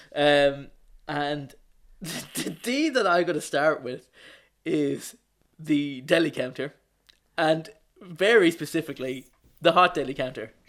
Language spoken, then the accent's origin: English; Wicklow, Leinster, Ireland; moved away; also born or lived in Dublin; I'm from Wicklow, but I lived in Dublin for fifteen, for fifteen years.